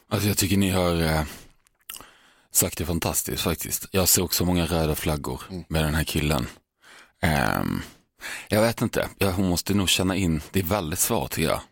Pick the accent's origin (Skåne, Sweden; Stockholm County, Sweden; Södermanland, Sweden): Skåne, Sweden; mitt skånska hjärta